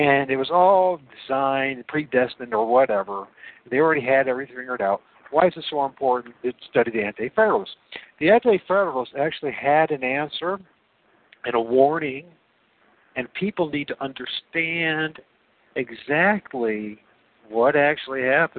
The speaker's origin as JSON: {"language": "English", "region": "Northwest Ohio", "country": "United States", "said": "I come from Northwest Ohio."}